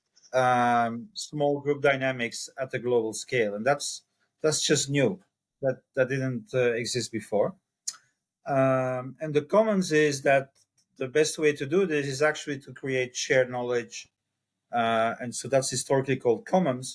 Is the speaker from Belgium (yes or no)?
yes; Belgium; now in Chiang Mai, Thailand; I'm from Belgium. I have four children. I'm 65 and I live in Chiang Mai, northern Thailand.